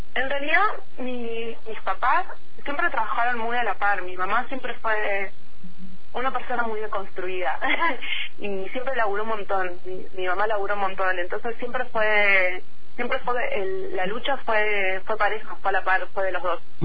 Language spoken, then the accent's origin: Spanish; General Roca, Río Negro, Argentina; moved away as an adult; now in Bariloche, Argentina; yo soy nacida en Roca, estuve toda mi infancia allá, soy de, Barrio Nuevo.